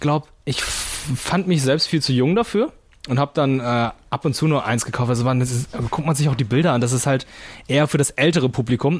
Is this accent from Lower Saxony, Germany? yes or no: yes; Lüneburg, Lower Saxony, Germany; es gab ein äh, Fotogeschäft bei uns in Lüneburg